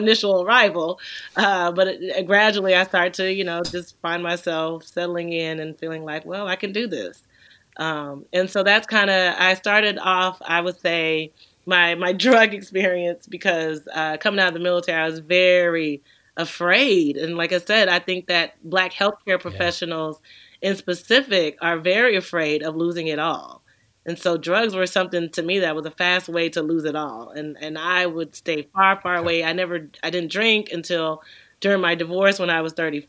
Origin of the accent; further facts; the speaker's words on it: Texas, United States; I grew up in Texas.